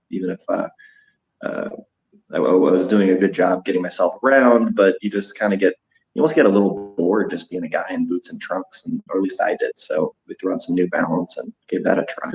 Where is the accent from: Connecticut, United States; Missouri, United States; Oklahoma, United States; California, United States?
Missouri, United States; St. Louis; I'm from St. Louis.